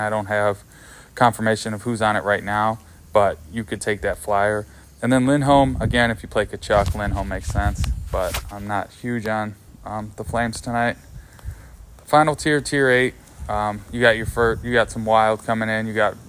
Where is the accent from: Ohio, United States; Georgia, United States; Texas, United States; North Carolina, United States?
Ohio, United States; Columbus; not because they're my hometown team